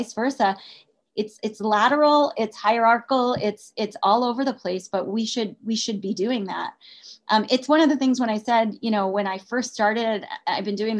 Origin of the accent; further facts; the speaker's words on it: United Kingdom; I'm British.